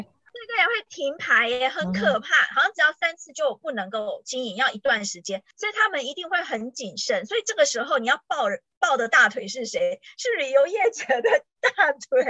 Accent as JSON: {"language": "Chinese", "country": "Taiwan", "moved": "as an adult", "said": "我们是台湾来的"}